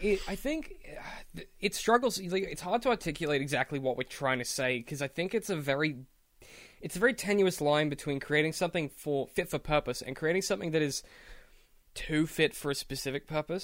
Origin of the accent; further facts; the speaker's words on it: Australia; as an Australian